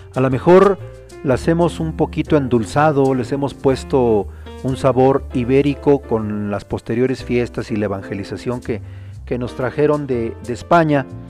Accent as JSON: {"language": "Spanish", "country": "Mexico", "said": "tenemos los mexicanos"}